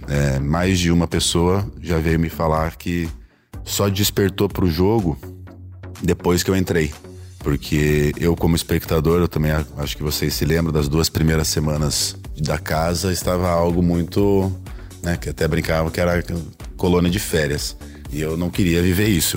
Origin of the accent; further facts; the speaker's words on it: Curitiba, Paraná, Brazil; Sou natural de Curitiba